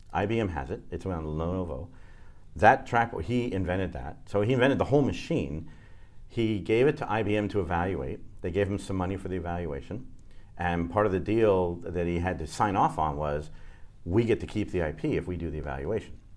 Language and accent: English; New Orleans, Louisiana, United States; moved away; also born or lived in Sacramento / New Jersey; when we were four, we moved to New Orleans, and I grew up in New Orleans